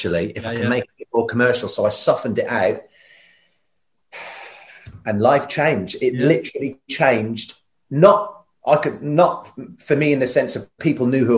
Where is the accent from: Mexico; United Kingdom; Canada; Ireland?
Ireland; I'm Irish